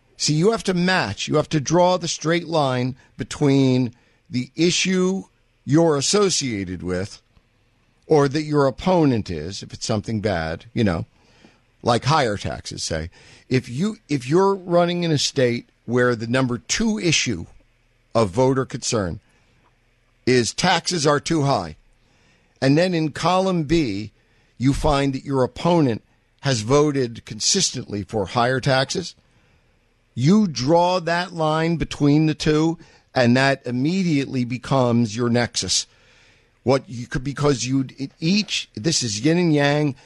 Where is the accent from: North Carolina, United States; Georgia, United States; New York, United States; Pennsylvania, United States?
New York, United States; New York City; I'm from Manhattan